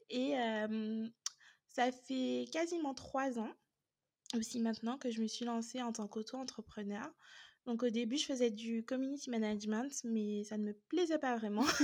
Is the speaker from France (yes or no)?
yes; Guadeloupe, France; Alors, je suis originaire de la Guadeloupe.